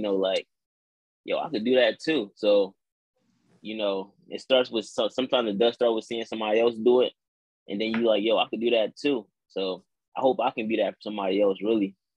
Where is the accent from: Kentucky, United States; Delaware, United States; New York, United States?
Delaware, United States; New Castle; I'm from Newcastle, Delaware